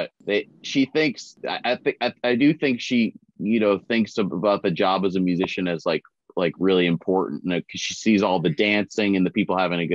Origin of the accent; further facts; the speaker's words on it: the Northeast, New Hampshire, United States; I'm from the Northeast